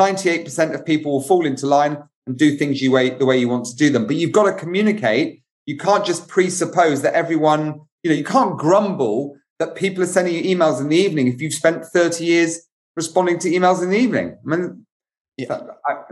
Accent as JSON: {"language": "English", "country": "United Kingdom", "said": "as a Brit"}